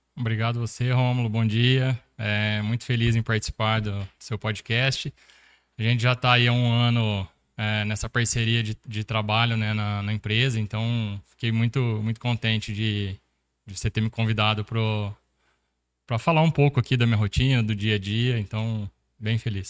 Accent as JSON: {"language": "Portuguese", "town": "Sertãozinho", "region": "São Paulo", "country": "Brazil", "tie": "born or raised there", "said": "sou natural de Sertãozinho, interior de São Paulo"}